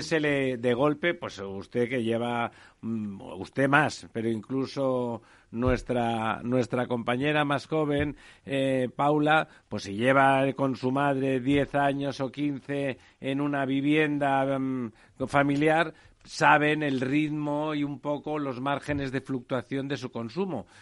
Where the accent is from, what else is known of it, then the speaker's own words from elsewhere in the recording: Catalonia, Spain; Yo soy catalán de los constitucionalistas